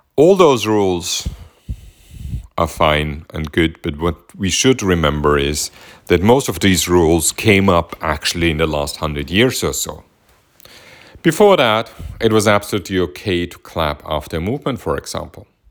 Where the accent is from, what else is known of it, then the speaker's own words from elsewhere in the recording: Vienna, Austria; growing up in Vienna